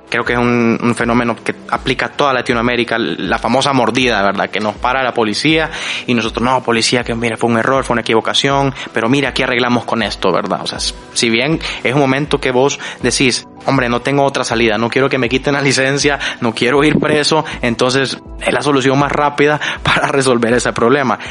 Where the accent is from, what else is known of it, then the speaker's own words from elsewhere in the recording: El Salvador; también del Salvador